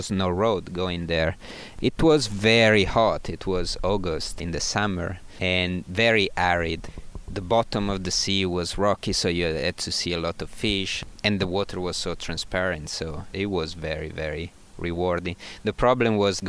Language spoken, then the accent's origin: English; Milan, Lombardy, Italy; moved away; I grew up in Milan, actually in the suburbs, like 15 miles out of downtown.